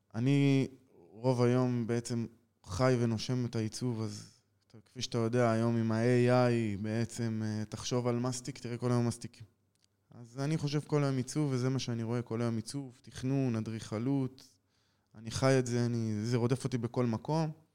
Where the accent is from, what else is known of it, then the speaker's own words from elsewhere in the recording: Jerusalem, Jerusalem District, Israel; moved away as an adult; now in Nili, Israel; בן 38, במקור מירושלים